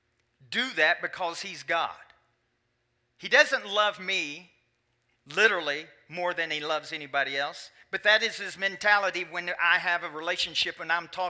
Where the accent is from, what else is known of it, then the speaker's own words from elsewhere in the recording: Kentucky, United States; moved away; In Kentucky, my home state